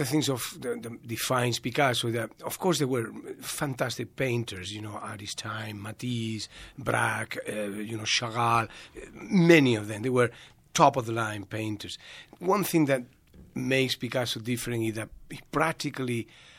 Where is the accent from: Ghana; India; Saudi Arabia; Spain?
Spain; English is a second language; moved away as an adult; now in United States; So we are from Madrid, like 500 kilometers, 550 kilometers.